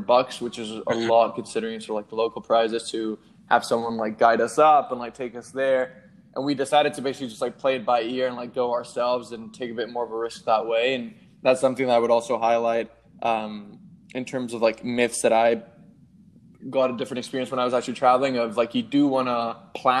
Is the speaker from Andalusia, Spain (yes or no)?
no; Madrid, Community of Madrid, Spain; also born or lived in Melbourne, Australia; now in New York, United States; I grew up in Madrid, then spent some time in like Melbourne and now in New York.